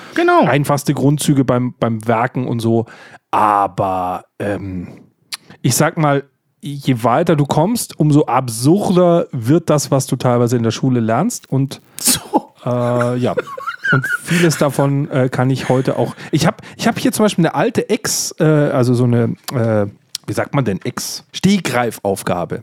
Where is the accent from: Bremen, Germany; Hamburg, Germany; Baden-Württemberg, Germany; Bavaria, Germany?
Bavaria, Germany; ich bin evangelisch und in Bayern aufgewachsen